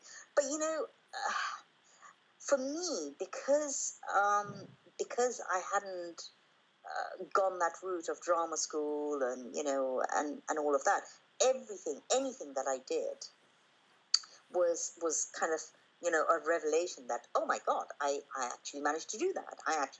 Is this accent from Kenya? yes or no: yes; Kenya; born there; That was the first time that I actually came to India, because I was born in Kenya. So I'd never been to India until then.